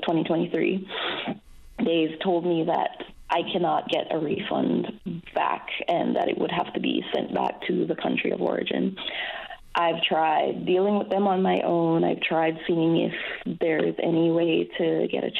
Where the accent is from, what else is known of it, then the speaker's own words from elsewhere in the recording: Belize; moved away as an adult; now in Newfoundland and Labrador, Canada; That's where I'm from, Belize